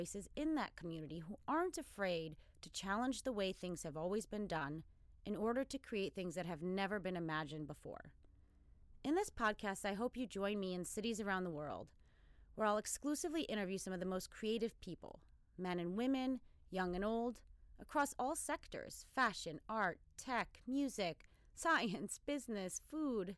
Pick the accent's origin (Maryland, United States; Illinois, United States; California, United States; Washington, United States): Illinois, United States; Chicago; also born or lived in Sweden; I grew up on the south side of Chicago